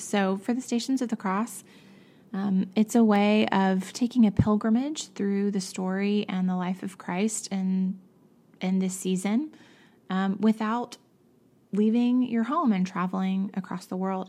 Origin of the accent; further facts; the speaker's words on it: Savannah, Georgia, United States; growing up in Savannah, we had ours out at the arena near our little church